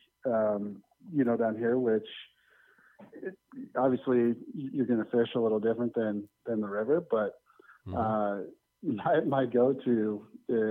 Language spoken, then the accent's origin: English; Denver, Colorado, United States; born and raised in Denver.